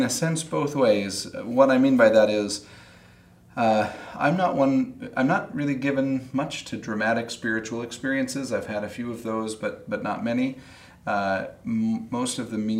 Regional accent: Salt Lake City, Utah, United States; I grew up in Salt Lake City

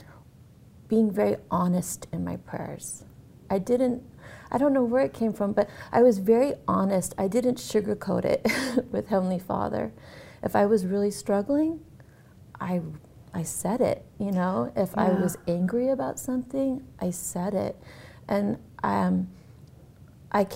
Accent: Massachusetts, United States; I grew up in Massachusetts and in a small town

